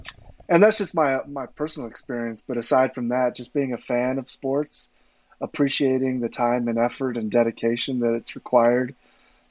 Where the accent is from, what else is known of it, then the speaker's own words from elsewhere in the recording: Los Angeles, California, United States; I grew up playing football in the San Fernando Valley in suburbs of Southern California.